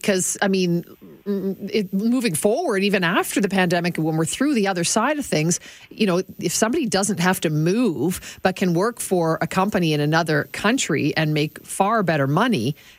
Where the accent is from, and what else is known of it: Canada